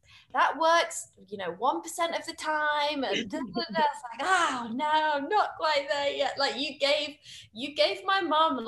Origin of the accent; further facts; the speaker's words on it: United Kingdom; as a British woman